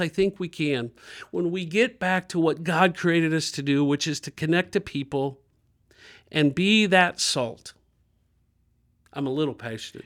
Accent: Dayton, Ohio, United States; I grew up in Dayton, Ohio, two forty West Norman

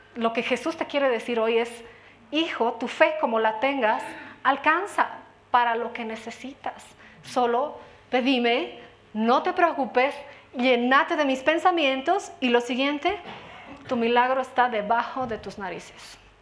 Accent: Bolivia

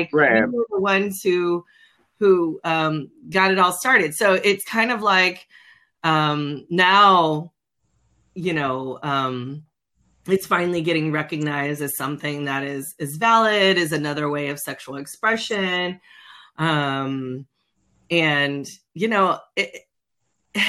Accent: California, United States; now in the South, United States; I'm originally from California

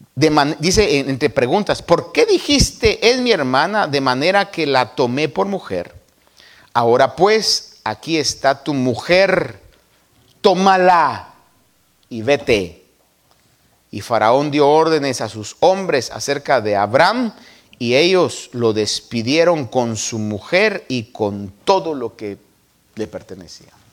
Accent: Guatemala; De donde yo nací, las buenas chapinas dirían, puchi cabra

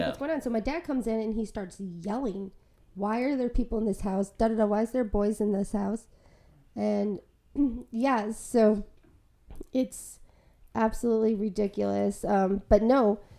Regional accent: Chicago, Illinois, United States; moved away; also born or lived in Milwaukee, Wisconsin; Growing up in Chicago, like between Chicago and Milwaukee

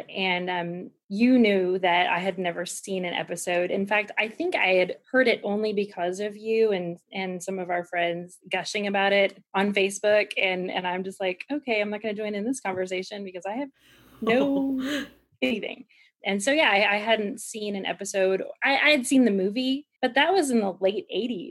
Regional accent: Kansas City, Missouri, United States; now in Arkansas, United States; originally, I grew up in Kansas City, Missouri area

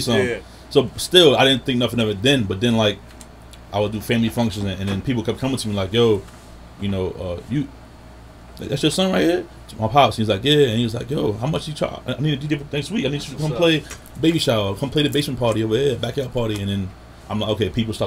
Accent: New York City, New York, United States; growing up in Southside, I definitely got close friends and people that's in the area

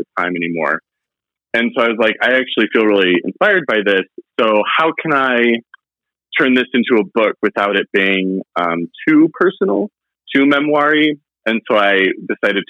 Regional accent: Indiana, United States; growing up in Indiana

